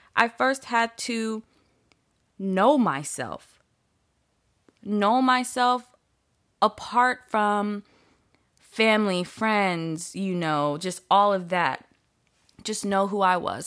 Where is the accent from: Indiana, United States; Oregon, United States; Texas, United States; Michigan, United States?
Indiana, United States; Indianapolis; also born or lived in Sacramento; now in Los Angeles, United States; when I was growing up in Indianapolis